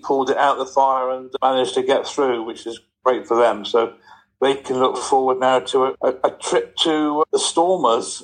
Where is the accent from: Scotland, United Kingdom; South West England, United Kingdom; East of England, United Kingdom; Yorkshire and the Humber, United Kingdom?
South West England, United Kingdom; Cornwall; I'm Cornish.